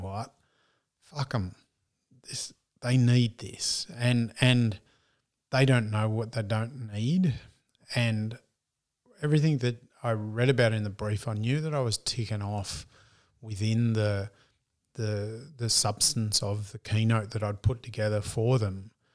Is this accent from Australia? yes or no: yes; Australia; accent: broad Australian; my broad Australian accent